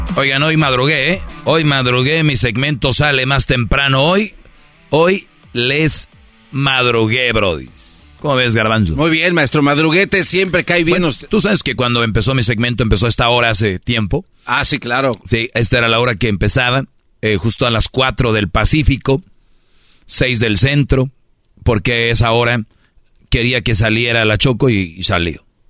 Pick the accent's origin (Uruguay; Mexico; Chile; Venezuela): Mexico; Monterrey, Nuevo León; en Monterrey también son somos de, de, luchas, tenemos nuestra arena